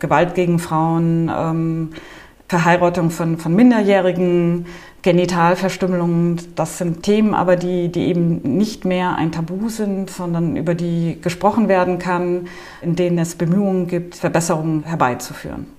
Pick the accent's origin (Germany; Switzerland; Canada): Germany; moved away as an adult; now in Nouakchott, Mauritania; als Deutsche